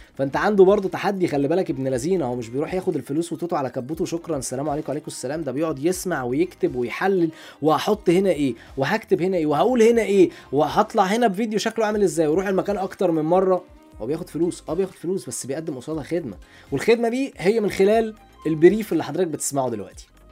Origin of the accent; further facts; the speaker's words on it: Alexandria, Alexandria Governorate, Egypt; انا راجل اسكندراني عندنا في اسكندريه